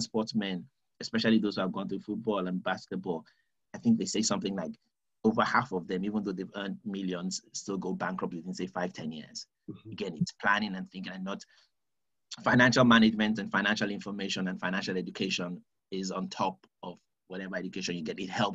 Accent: United Kingdom

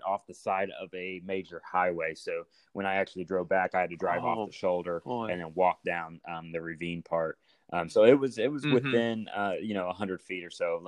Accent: Indiana, United States; moved away as an adult; now in St. Louis, United States; Growing up in Indiana

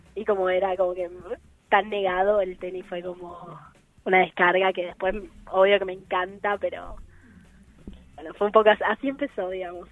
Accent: Buenos Aires, Argentina; yo soy de Buenos Aires, tengo 18 años

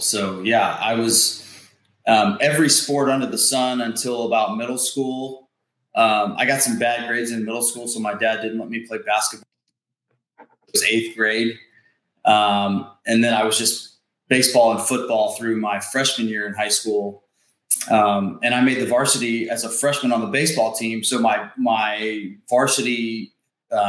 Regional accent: Mesquite, Texas, United States; I grew up in Mesquite, Texas, which is a suburb of Dallas, just on the east side of town. Born and raised

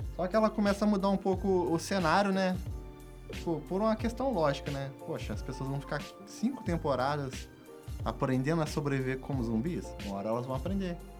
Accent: Resende, Rio de Janeiro, Brazil; nascido e criado em Resende

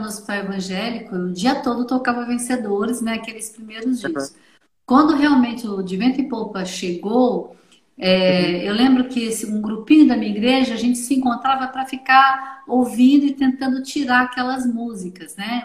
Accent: Minas Gerais, Brazil; lá em Belo Horizonte, a sou mineira

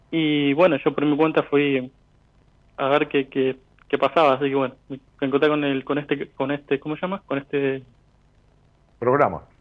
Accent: Venado Tuerto, Santa Fe, Argentina; Eh, mira, yo soy, nací en Canal, viví en Nado Tuerto y ahora estoy viviendo al sur de Córdoba.

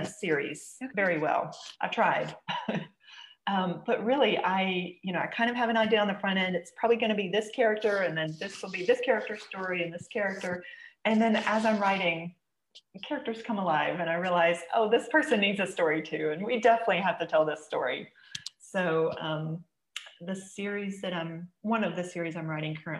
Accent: South Carolina, United States; I'm from South Carolina

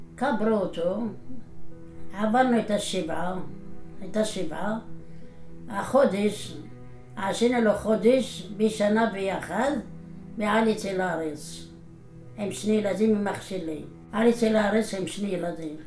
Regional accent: Morocco; moved away as an adult; now in Israel; אני נולדתי במרוקו, בעיר שקראו לה קלעס סרגנה. גדלתי בבית דתי

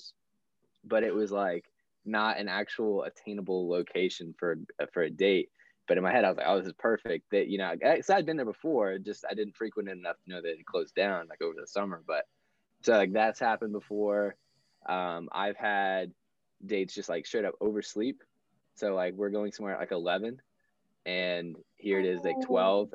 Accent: Florida, United States; moved away; I'm from Florida originally

